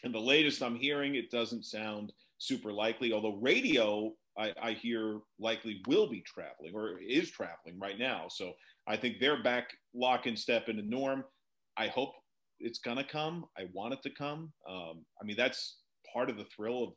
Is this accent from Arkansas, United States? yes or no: no; New Jersey, United States; moved away as an adult; also born or lived in Manhattan, New York; now in Cincinnati, United States; I was born in Manhattan. My family's from the Bronx and Yonkers. I grew up in New Jersey